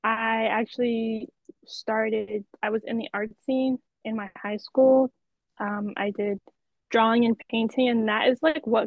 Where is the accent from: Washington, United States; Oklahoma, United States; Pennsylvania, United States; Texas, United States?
Pennsylvania, United States; now in New York, United States; I'm Pennsylvania.